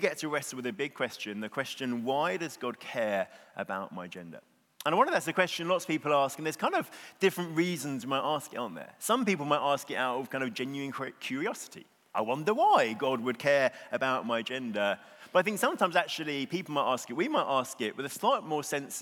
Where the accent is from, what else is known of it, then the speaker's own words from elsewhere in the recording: Bexhill, South East England, United Kingdom; I am from Bexhill, which is a small seaside town on the southeast coast